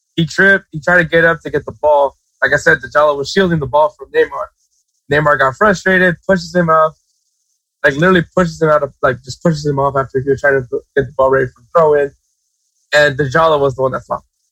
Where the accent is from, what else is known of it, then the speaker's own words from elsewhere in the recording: United States; as an American, as a USA fan